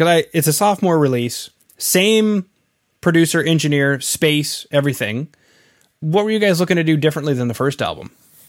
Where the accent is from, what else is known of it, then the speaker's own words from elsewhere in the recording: Canada; I'm from Canada, where our Mexican food is very different.